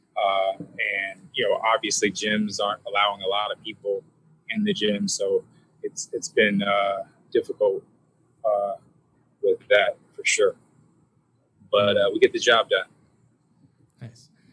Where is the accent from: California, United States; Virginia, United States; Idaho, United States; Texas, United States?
California, United States; Pomona; I grew up in Pomona, California.